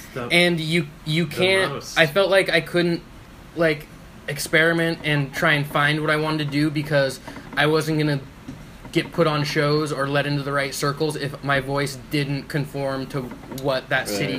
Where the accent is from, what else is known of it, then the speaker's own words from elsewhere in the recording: Coeur d'Alene, Idaho, United States; moved away; also born or lived in Portland; I grew up in Coeur d'Alene, Idaho.